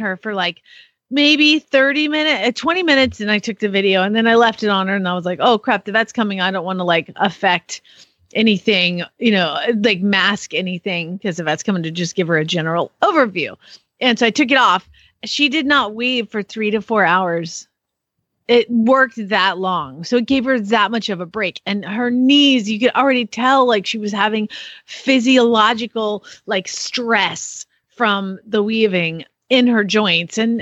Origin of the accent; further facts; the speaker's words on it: Atlanta, Georgia, United States; Atlanta, the ATL, my hometown